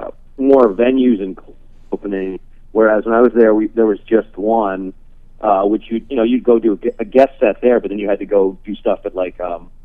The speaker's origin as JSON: {"language": "English", "town": "Portland", "region": "Oregon", "country": "United States", "tie": "born or raised there", "also_born_or_lived": "Chicago, Illinois / Santa Barbara, California", "said": "my parents moved us to Santa Barbara for about a year, year and a half, and then we went to Portland, where I grew up."}